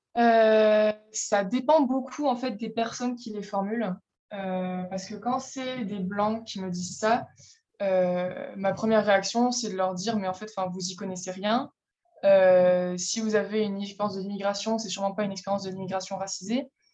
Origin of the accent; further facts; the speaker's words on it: France; je suis française